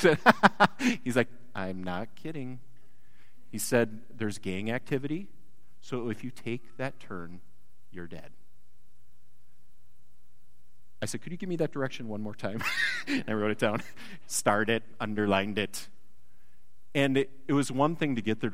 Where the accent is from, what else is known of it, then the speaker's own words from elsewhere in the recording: Wisconsin, United States; moved away; I come originally from a land of bounteous cheese and dairy